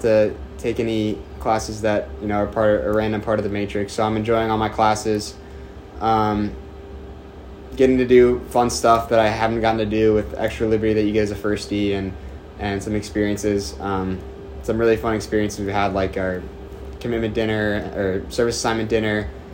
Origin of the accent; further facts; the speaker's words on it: Bel Air, Maryland, United States; moved away as an adult; now in Annapolis, United States; I'm from Bel Air, Maryland. I actually played club at Navy AC uh, since middle school